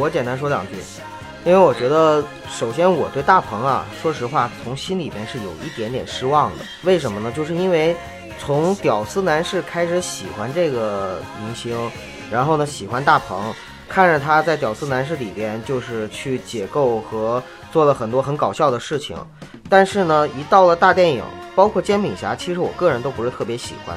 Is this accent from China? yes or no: yes; Northeast China, China; 而我是东北人